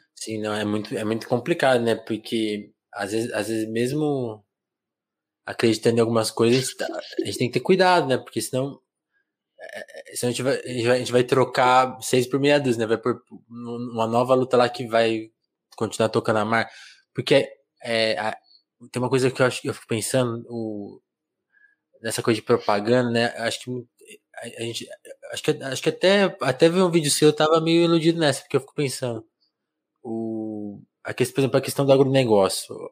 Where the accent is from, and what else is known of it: Brazil